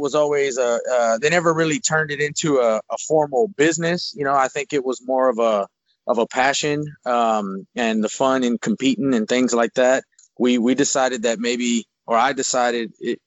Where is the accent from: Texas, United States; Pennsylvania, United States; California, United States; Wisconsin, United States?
Texas, United States; Houston; I was born and raised in Houston, Texas, in a north side neighborhood of Houston, Texas